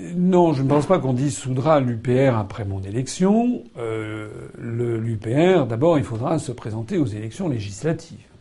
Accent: France; je suis français

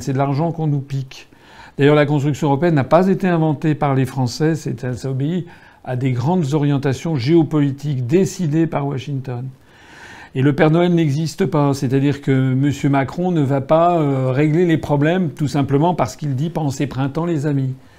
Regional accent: France; nous sommes français

